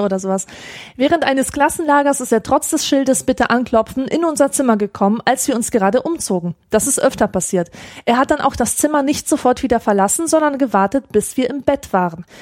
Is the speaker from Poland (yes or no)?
yes; Poland; moved away; man als Pole